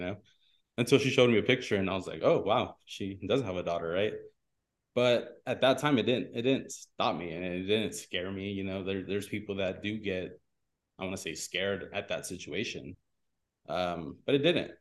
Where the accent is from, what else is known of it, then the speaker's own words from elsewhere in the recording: Pico Rivera, California, United States; I grew up in Pico Rivera